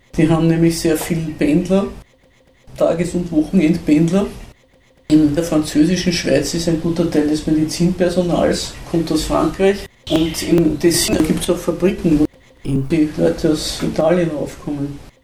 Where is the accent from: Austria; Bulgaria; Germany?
Austria; Zell am See, Salzburg; Wir sind ja beide aus Zell am See